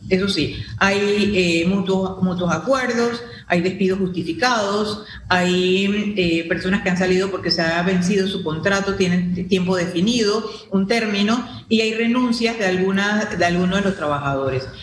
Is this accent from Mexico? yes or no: no; Panama; como panameños